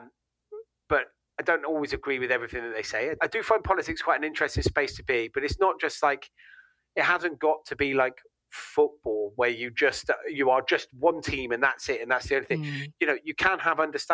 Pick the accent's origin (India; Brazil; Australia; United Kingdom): United Kingdom; Gloucester, South West England; I'm from Gloucester